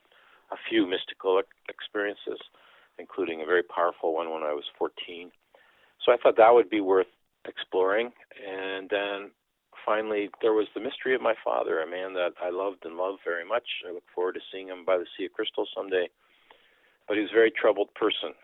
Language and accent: English; Canada; first language Dutch; English is a second language; And I grew up thinking, I'm not a Canadian, I'm Dutch. In fact, English is my second language. I learned Dutch at home